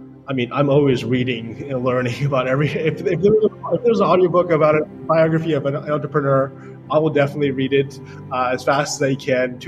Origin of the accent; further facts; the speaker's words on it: New York, United States; I grew up in New York